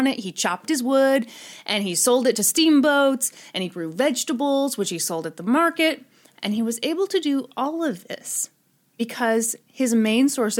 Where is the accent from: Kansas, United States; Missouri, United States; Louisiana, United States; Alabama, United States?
Missouri, United States; I live in Missouri. I was born in Missouri.